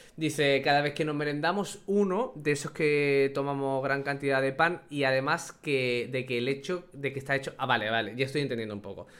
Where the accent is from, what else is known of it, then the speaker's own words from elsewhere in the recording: Andalusia, Spain; como andaluz me estoy sintiendo insultado